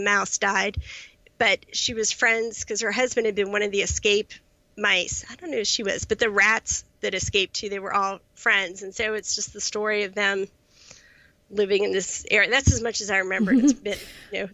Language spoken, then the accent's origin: English; United States; also born or lived in Charlottesville, Virginia; I grew up generally in the Washington, D.C. suburbs